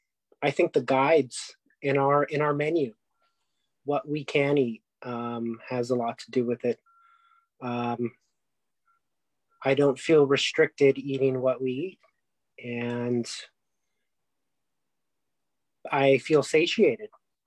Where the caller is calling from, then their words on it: Arcadia, California, United States; I'm calling in from Arcadia, California.